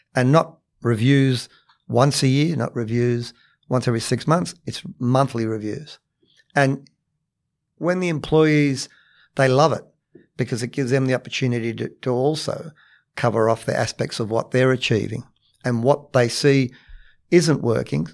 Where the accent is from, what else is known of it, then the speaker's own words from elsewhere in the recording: Cabramatta, New South Wales, Australia; also born or lived in Matraville; I grew up in Cabramatta